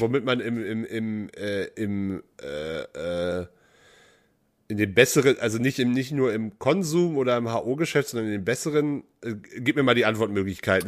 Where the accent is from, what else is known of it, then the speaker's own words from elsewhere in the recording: West Germany, Germany; Als, als Westdeutscher